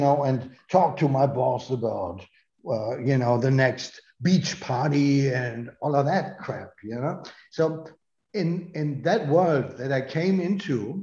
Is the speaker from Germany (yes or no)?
yes; North Rhine-Westphalia, Germany; English is a second language; moved away; also born or lived in Berlin; I come from Westphalia.